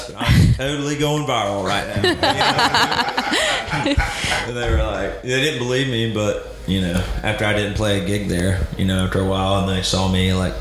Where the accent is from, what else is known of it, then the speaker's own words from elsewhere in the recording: Alabama, United States; I grew up in Alabama